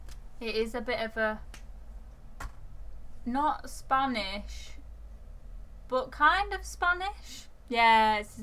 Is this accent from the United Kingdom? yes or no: yes; Oldham, North West England, United Kingdom; I was born in Oldham.